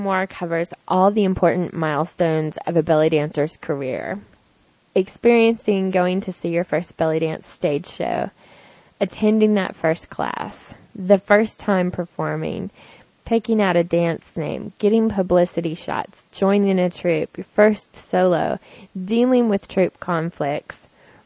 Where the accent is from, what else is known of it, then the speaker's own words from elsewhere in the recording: the South, United States; I'm from the South